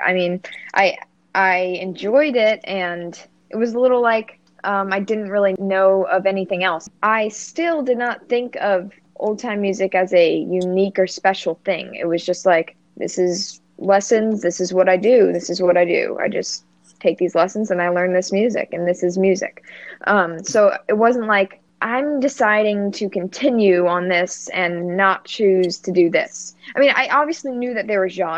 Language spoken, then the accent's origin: English; United States; accent: Yankee; my Yankee accent